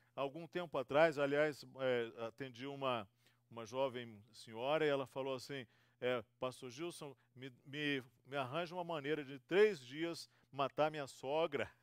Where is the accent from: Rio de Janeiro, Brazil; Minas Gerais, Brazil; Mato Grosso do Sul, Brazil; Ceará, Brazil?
Rio de Janeiro, Brazil; also born or lived in Espírito Santo; now in São Paulo, Brazil; Eu sou fluminense, tenho uma, eh, sou do estado do Rio